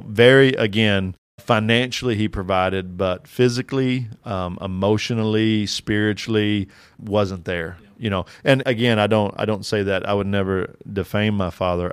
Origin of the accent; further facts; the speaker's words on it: Kentucky, United States; I'm from Kentucky